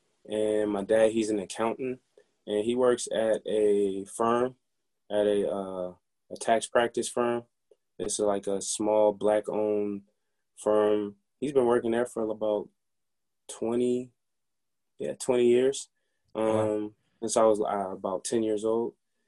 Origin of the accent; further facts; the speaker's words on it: Baltimore, Maryland, United States; there's different things you got to watch out for growing up in Baltimore. But there are a lot of positive people here in Baltimore.